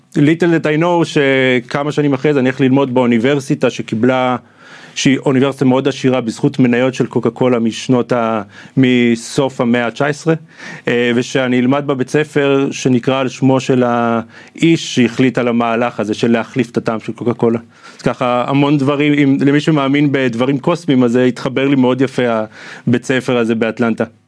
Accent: Israel; moved away as an adult; also born or lived in Atlanta, United States; המקום הזה שגדלתי בו

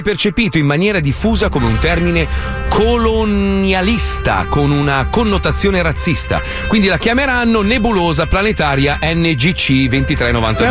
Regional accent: Milan, Lombardy, Italy; io sono, io sono milanese

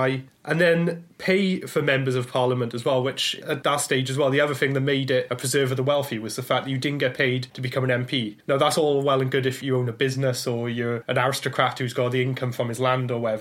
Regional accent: Blackwood, Wales, United Kingdom; growing up in Wales, I was fortunate to learn all about the Chartist struggle because it was taught as local history. So in my hometown of Blackwood

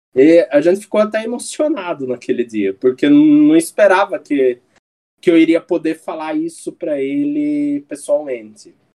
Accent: Brazil; como bons brasileiros

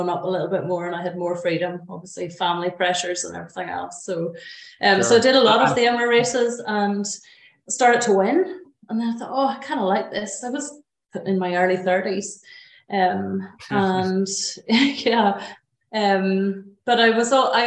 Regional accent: Glenariff, Northern Ireland, United Kingdom; also born or lived in Belfast; I grew up in Glenarriff, beautiful place in the Glens of Antrim

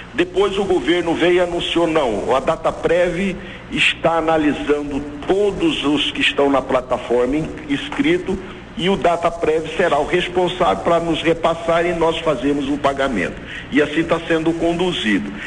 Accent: Brazil; nós como brasileiros

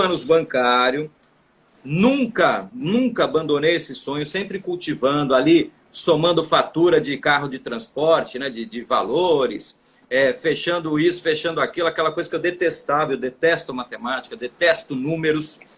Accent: São Paulo, Brazil; moved away as an adult; now in Fortaleza, Brazil; Sou paulistano, paulistano da Penha, na Zona Leste

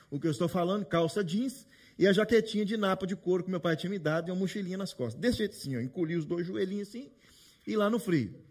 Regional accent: Brazil; now in Toronto, Canada; aqui em Toronto. Nós que somos brasileiros, portugueses também, falar em necessidade, gente pedindo as coisas, é normal para a gente, né?

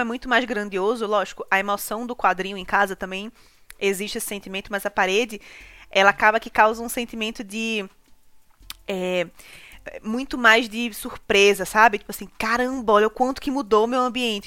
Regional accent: Recife, Pernambuco, Brazil; moved away as an adult; now in São Paulo, Brazil; morava no Ibura

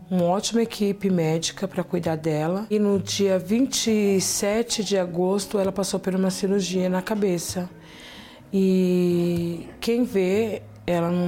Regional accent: Carapicuíba, São Paulo, Brazil; sou de Carapicuíba.

